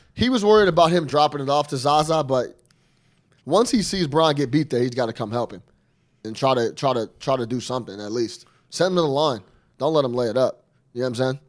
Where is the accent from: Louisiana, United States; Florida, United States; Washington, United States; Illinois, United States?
Illinois, United States; Chicago; we're born and raised in Chicago